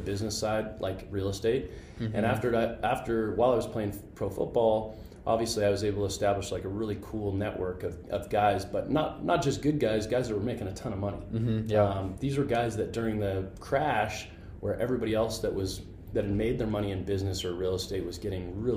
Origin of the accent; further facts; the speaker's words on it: Canada; moved away as an adult; now in United States; I'm an immigrant from Canada